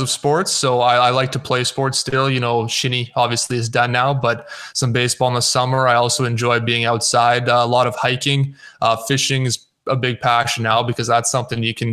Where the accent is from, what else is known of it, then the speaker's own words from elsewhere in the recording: Athabasca, Alberta, Canada; moved away as an adult; also born or lived in Edmonton, Canada; now in Lloydminster, Canada; I'm from Athabasca, Alberta.